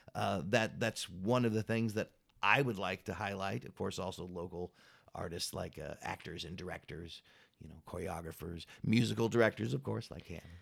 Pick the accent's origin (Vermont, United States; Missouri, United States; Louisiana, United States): Missouri, United States; Kansas City; moved away as an adult; I'm originally from Kansas City, Missouri